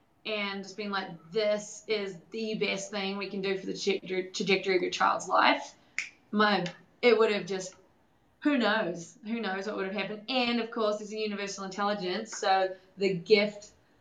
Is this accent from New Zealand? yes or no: yes; New Zealand; moved away as an adult; now in United States; I'm from New Zealand, and so I grew up in New Zealand. And moved to the United States like 4 years ago